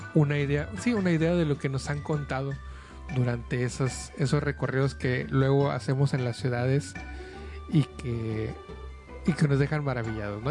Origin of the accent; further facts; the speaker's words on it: Mexico; es parte de nuestra cultura mexicana, es parte de nuestra, de nuestra vida como mexicanos